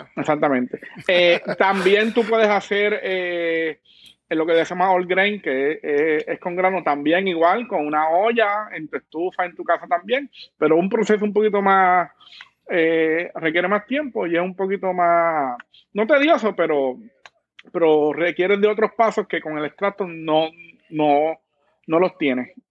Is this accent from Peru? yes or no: no; Guaynabo, Puerto Rico; yo soy de Guaynabo